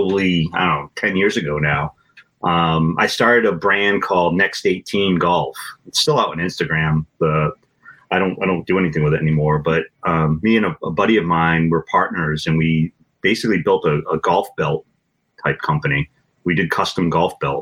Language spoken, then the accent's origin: English; Acushnet, Massachusetts, United States; also born or lived in Attleboro, Massachusetts; I grew up in Acushnet, moved away for a couple of years with my wife, and then we moved back to Acushnet 4 or 5 years ago